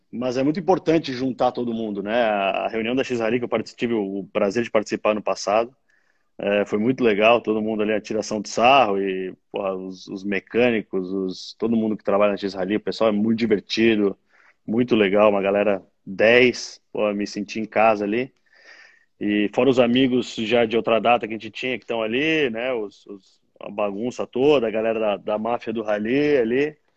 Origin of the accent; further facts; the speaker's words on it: Rio Grande do Sul, Brazil; now in São Paulo, Brazil; Mas é quando a gente chegou em São Paulo, sou gaúcho, né? E quando a gente chegou em São Paulo para fincar a pé aqui, eh, a segunda vez, em 92